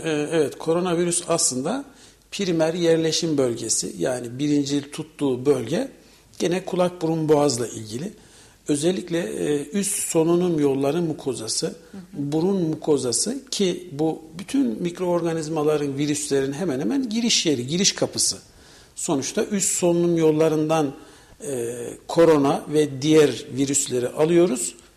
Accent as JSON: {"language": "Turkish", "region": "Kayseri Province", "country": "Turkey"}